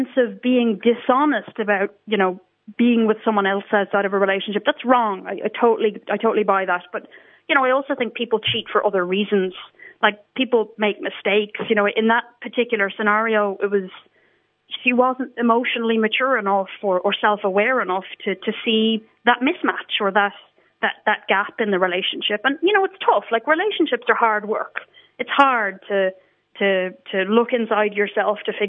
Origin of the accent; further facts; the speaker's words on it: Ireland; moved away; I grew up in Ireland, so I've been out of the country for a long time.